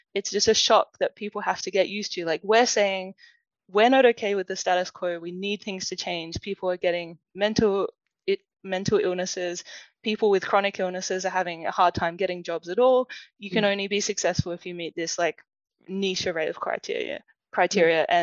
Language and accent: English; Adelaide, South Australia, Australia; accent: Australian; when I was growing up in Adelaide